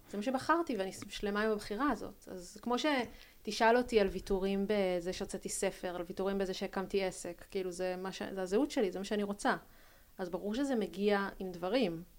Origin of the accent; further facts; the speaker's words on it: Tel Aviv, Tel Aviv District, Israel; אנחנו גדלנו בתל אביב